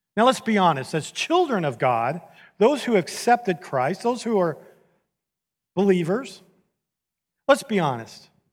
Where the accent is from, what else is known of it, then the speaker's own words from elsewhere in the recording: San Diego, California, United States; moved away as an adult; now in Houston, United States; I grew up in San Diego